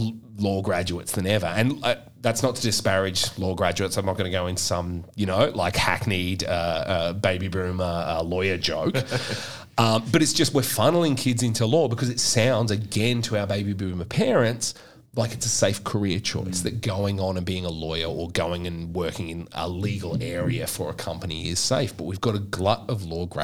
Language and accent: English; Queensland, Australia; I'm from Queensland